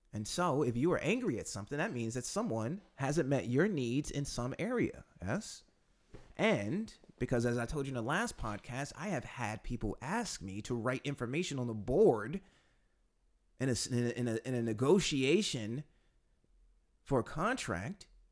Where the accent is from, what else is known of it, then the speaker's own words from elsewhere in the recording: United States; now in Poland; being an American